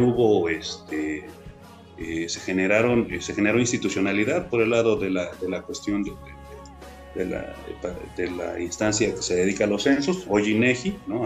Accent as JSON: {"language": "Spanish", "country": "Mexico", "said": "somos muchos los mexicanos"}